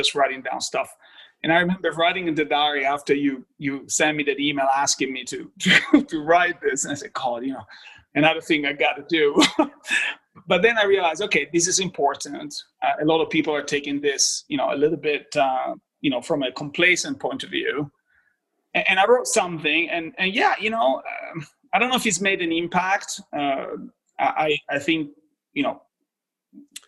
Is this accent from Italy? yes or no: yes; Apulia, Italy; moved away as an adult; now in Boston, United States; I was born in a, you know, small town, large village in Puglia, which is the heel of the boot, so southeast